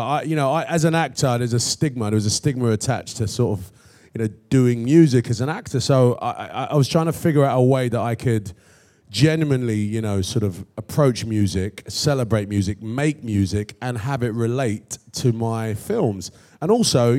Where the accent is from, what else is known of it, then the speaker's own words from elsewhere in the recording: London, United Kingdom; I'm born and raised in London